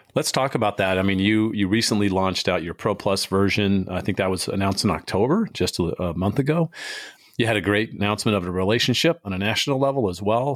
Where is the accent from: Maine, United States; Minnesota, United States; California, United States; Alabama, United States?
California, United States; San Diego; moved away as an adult; I grew up in San Diego for, I was there for almost forty years